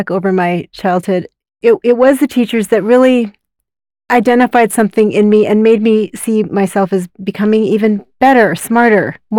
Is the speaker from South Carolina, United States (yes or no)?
no; Utah, United States; also born or lived in South Korea; I grew up down in Utah County, and I am Korean by birth. And my sister and I are both adopted